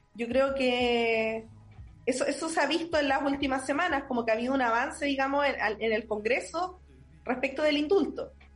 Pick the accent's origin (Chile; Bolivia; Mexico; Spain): Chile; Linares, Maule; also born or lived in Santiago; soy de Linares, nacida y criada acá en Linares.